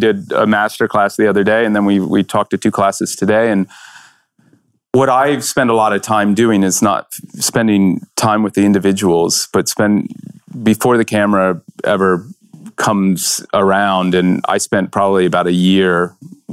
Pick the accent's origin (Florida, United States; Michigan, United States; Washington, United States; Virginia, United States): Virginia, United States; when I grew up in Virginia